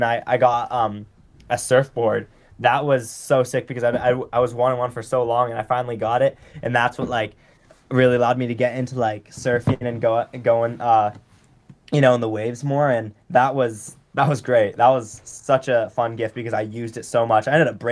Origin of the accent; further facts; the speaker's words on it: California, United States; I'm from California